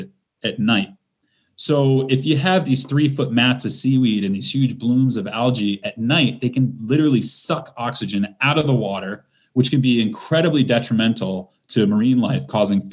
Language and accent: English; Fairfield, Connecticut, United States; I'm from the Western Sound. I'm from Fairfield.